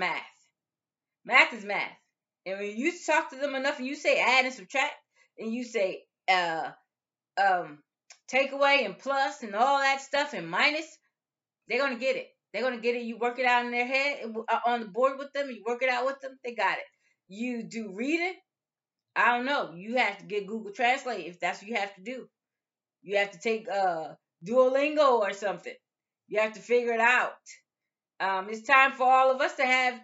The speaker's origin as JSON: {"language": "English", "country": "United States", "said": "we're from the United States."}